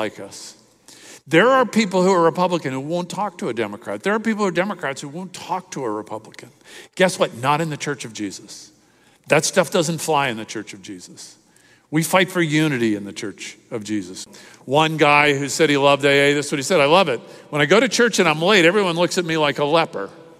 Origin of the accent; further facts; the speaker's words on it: Miami, Florida, United States; in the church I grew up in Miami